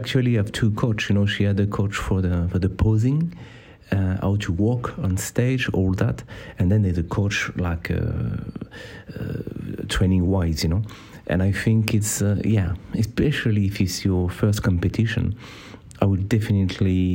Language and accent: English; France; accent: French; English is a second language; my French accent